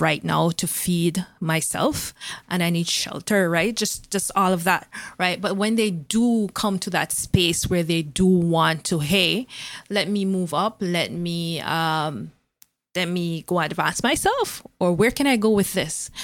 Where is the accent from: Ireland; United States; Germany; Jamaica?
Jamaica; moved away as an adult; now in Canada; I was coming from Jamaica with degrees